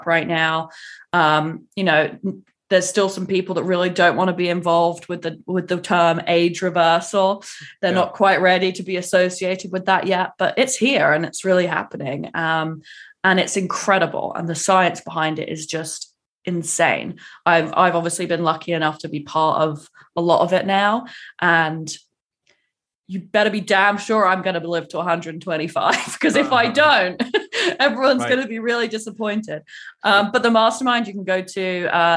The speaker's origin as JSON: {"language": "English", "region": "England", "country": "United Kingdom", "moved": "yes", "lives_now": "United States", "said": "I have an English driving license because I'm English"}